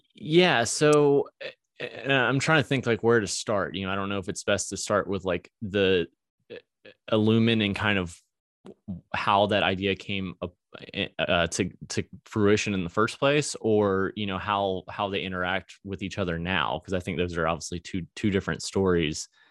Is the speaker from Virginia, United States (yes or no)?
yes; Virginia, United States; moved away as an adult; now in Springfield, Missouri, United States; I was from Virginia